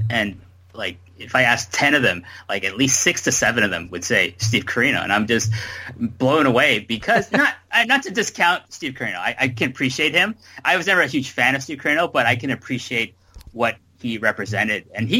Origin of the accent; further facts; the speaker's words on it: Canada; now in Japan; I'm a Canadian living in Japan.